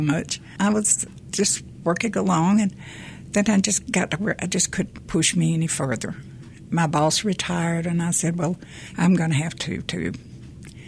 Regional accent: Memphis, Tennessee, United States; I was born and raised in Memphis.

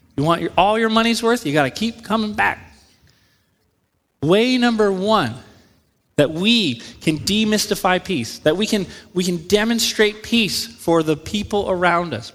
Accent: New England, United States; moved away; I grew up in New England

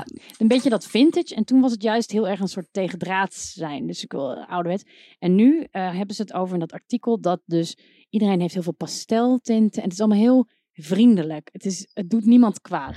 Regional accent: North Brabant, Netherlands; Ik kom uit Brabant

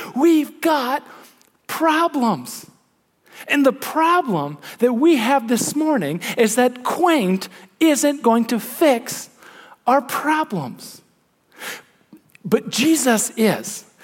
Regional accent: Midwest, United States; as a Midwesterner

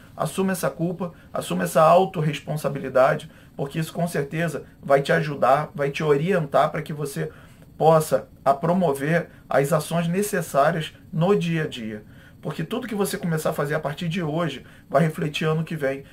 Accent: Rio de Janeiro, Brazil; eu sou é, do Rio de Janeiro

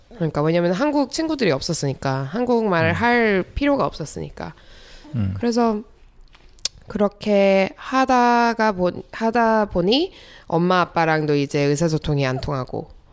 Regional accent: United States; born or raised there; also born or lived in South Korea

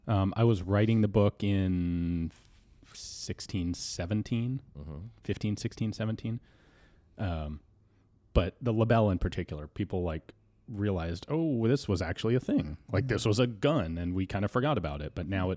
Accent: Denver, Colorado, United States; Yeah, Denver.

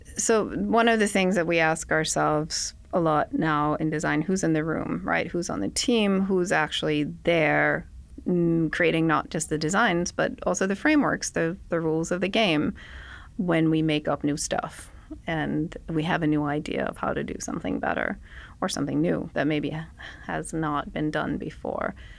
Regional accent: Denmark; moved away as an adult; now in United States; I'm from Denmark. I went to school in Denmark. My whole family is there.

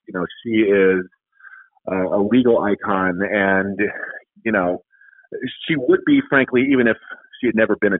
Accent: Ann Arbor, Michigan, United States; I was born and raised in Ann Arbor in Washtenaw County

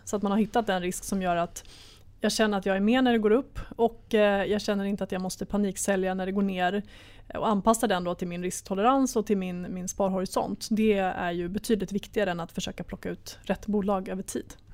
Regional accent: Sweden; som svensk sparare

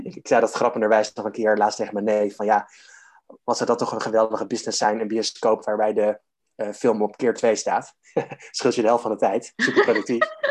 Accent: Harderwijk, Gelderland, Netherlands; in mijn geboortestad Harderwijk

